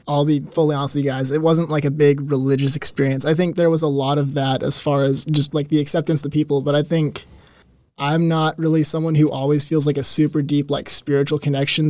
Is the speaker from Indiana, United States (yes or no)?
no; Mount Juliet, Tennessee, United States; Like five minutes down the road from St. Stephen's. So mm. been there, born and raised, 22 years.